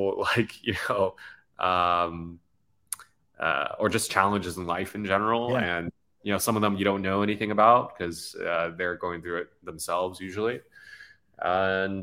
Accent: United States; moved away as an adult; now in Vietnam; I'm Vietnamese American. So I was born in the States. I came to Vietnam about 7 years ago.

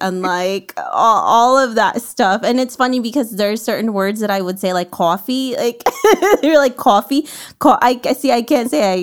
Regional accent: New York City, New York, United States; I'm from New York City

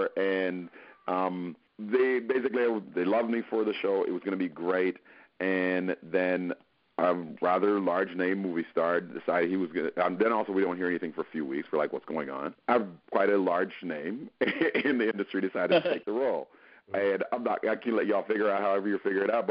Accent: Jamaica; I'm from Jamaica first and foremost

